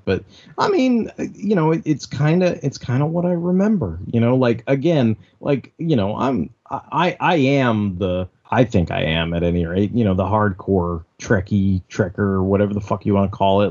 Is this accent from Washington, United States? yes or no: no; Alameda, California, United States; I grew up in Alameda